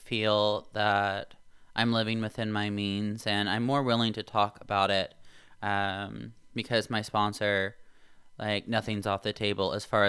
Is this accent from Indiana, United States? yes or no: yes; Indiana, United States; So I grew up in Indiana. I moved away for college.